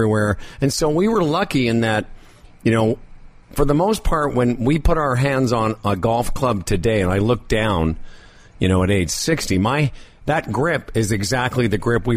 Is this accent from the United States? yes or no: no; Moose Jaw, Saskatchewan, Canada; We grew up in Moose Jaw, Saskatchewan.